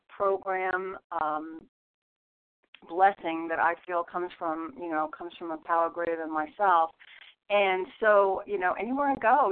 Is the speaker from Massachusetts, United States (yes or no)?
no; St. Augustine, Florida, United States; from St. Augustine, Florida, and I'm a recovering grateful compulsive reader.